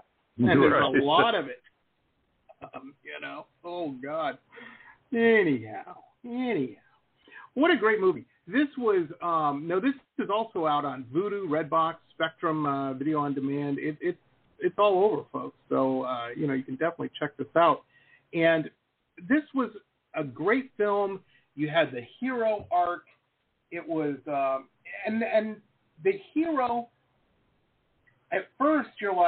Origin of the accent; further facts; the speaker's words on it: Detroit, Michigan, United States; moved away; I grew up in Metro Detroit, rough town. People tell me it's nice now, but when I lived there, it was pretty rough